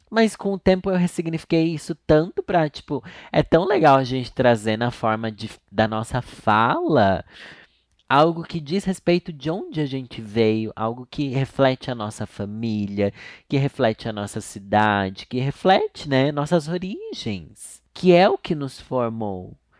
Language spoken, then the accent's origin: Portuguese; Sorocaba, São Paulo, Brazil; accent: sorocabano; eu sou de Sorocaba. Lá eu não tenho sotaque, porque todo mundo fala igual.